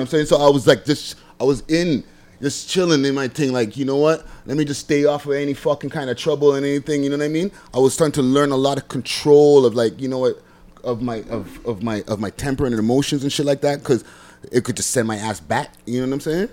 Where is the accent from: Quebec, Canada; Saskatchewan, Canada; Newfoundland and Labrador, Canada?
Quebec, Canada; Montreal; moved away as an adult; now in Toronto, Canada; I'm originally from Montreal. Okay. I, am an old ass nigga. I spent 20 years over there, and then I spent another 20. In, no, I spent 22 years there